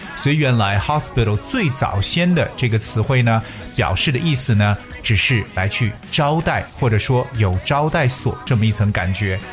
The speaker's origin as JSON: {"language": "Chinese", "country": "China", "said": "我们中国人都特别喜欢的一个"}